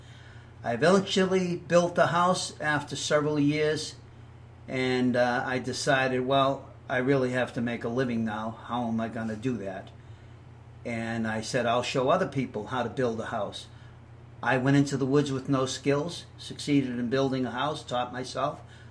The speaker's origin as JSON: {"language": "English", "town": "Boston", "region": "Massachusetts", "country": "United States", "also_born_or_lived": "California", "moved": "as an adult", "said": "I'm from Boston, Massachusetts"}